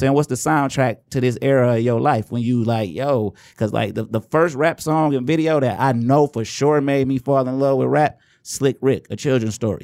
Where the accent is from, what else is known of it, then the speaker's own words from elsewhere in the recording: Inkster, Michigan, United States; I'm from Angster